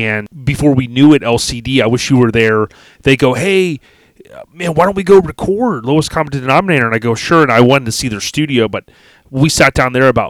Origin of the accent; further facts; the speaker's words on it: Land O'Lakes, Florida, United States; I grew up in Land O'Lakes, which is kind of the you know I hate to use the you know the nudist word, but it's like the nudist capital of the world